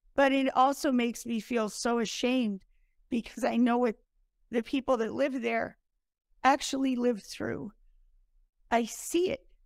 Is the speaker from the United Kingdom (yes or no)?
no; United States; first language English; also born or lived in upstate New York / Italy; I was born in America, not Ukraine